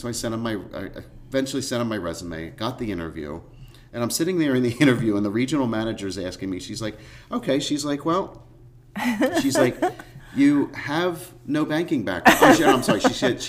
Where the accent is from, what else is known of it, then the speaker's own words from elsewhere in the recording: Lansdale, Pennsylvania, United States; I grew up in the Hatfield-Lansdale area